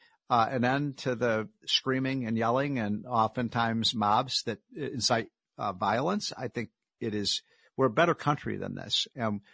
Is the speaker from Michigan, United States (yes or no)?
no; Chicago, Illinois, United States; I come from Chicago